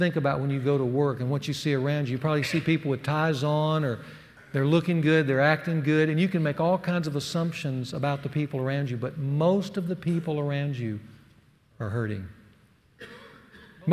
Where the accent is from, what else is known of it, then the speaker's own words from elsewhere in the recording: the South, United States; accent: Southern; moved away as an adult; I was the only guy from the South. They made fun of my Southern accent